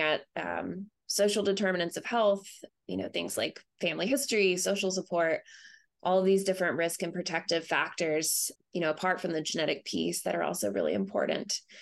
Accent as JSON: {"language": "English", "town": "Asheville", "region": "North Carolina", "country": "United States", "tie": "born or raised there", "also_born_or_lived": "Boulder, Colorado", "moved": "as an adult", "lives_now": "St. Louis, United States", "said": "I grew up in North Carolina um, in the Asheville area"}